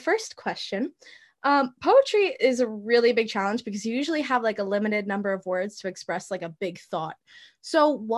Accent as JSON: {"language": "English", "region": "New York", "country": "United States", "said": "I'm from New York."}